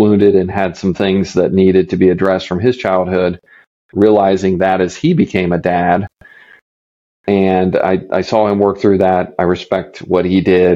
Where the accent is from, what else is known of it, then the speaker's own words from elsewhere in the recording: Midwest, United States; growing up in the Midwest